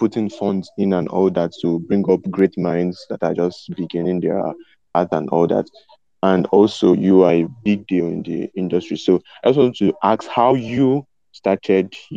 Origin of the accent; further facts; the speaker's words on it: Nigeria; I'm from Nigeria